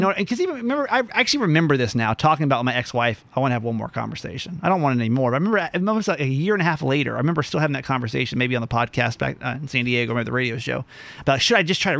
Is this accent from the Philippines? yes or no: yes; Philippines; Hey, I'm as Filipino as they come, baby.